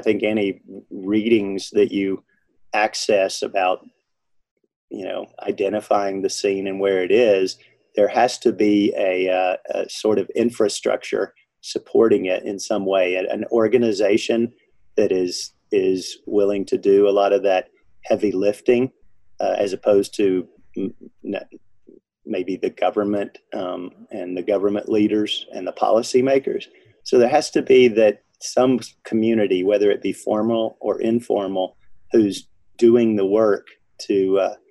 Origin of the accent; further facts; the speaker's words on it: Arkansas, United States; now in Denver, United States; I'm originally from Arkansas, and every time I'd go back to that state